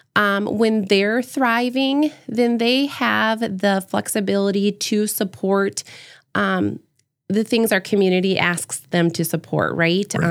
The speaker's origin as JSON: {"language": "English", "town": "Howard", "region": "South Dakota", "country": "United States", "tie": "born or raised there", "moved": "yes", "lives_now": "Brandon, United States", "said": "growing up in Howard, everybody knew everybody"}